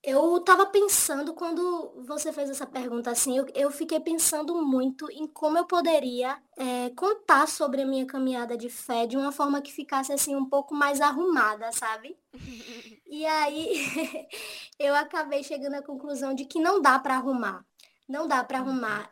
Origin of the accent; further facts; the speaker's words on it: Salvador, Bahia, Brazil; moved away as an adult; now in Aracaju, Brazil; eu nasci em uma favela na Grande Salvador, uma favela chamada Portão